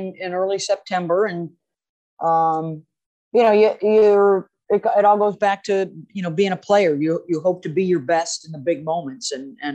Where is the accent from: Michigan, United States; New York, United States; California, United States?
New York, United States; Syracuse; we didn't have pro teams growing up in Syracuse